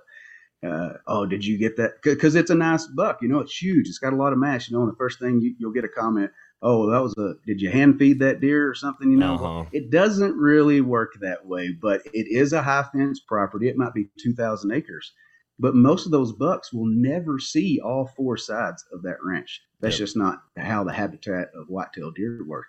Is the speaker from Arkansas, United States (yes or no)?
yes; Arkansas, United States; moved away as an adult; now in Texas, United States; Originally, I'm from Arkansas. Grew up hunting and fishing with my family